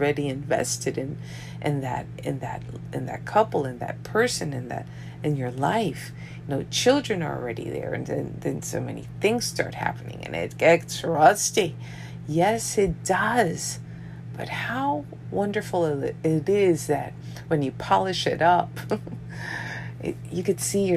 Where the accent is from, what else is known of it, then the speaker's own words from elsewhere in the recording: New York, United States; I'm from New York. My parents are from Colombia, South America